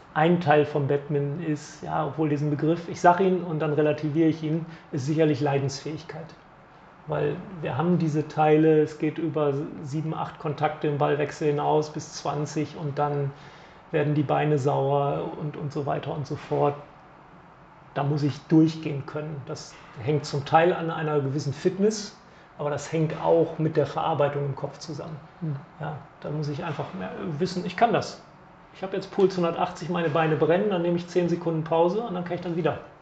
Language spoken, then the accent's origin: German; Bremen, Germany; als Bremer